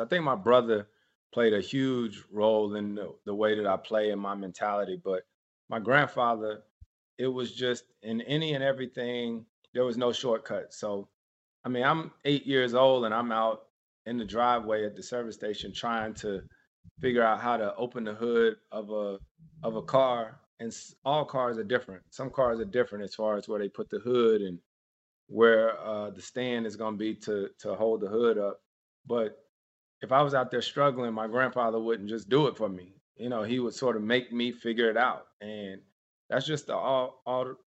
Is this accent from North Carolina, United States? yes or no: yes; Winston-Salem, North Carolina, United States; born or raised there